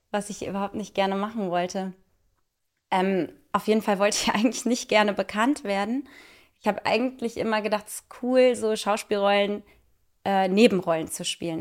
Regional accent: Cologne, North Rhine-Westphalia, Germany; moved away; also born or lived in Munich; in meiner Heimat in Köln

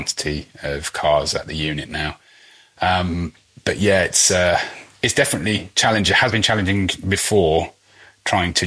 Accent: United Kingdom; being British

